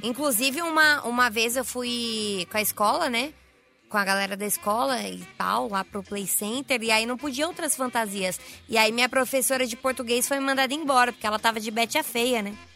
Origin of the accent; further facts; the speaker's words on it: Guarulhos, São Paulo, Brazil; Eu sou de Guarulhos, aqui em São Paulo